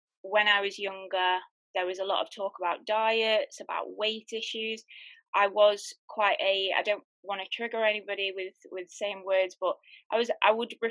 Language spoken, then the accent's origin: English; United Kingdom; I'm from the UK, in case you've not realized my accent